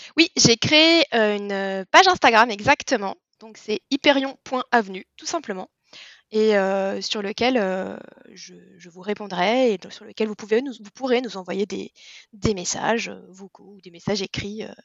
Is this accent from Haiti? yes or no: no; near Disneyland Paris, Île-de-France, France; j'ai grandi pas très très loin de Disneyland Paris